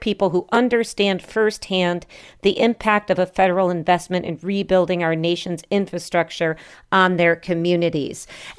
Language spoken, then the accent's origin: English; New York, United States; apparently Democrats from my home state of New York sent a letter to House leadership